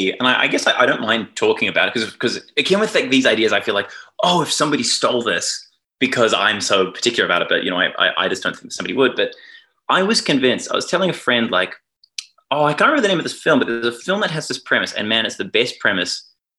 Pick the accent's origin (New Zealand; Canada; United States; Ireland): New Zealand; now in Australia; I must confess I am secretly a New Zealander, but I've lived here so long that I feel, you know, in any meaningful way, I am culturally Australian.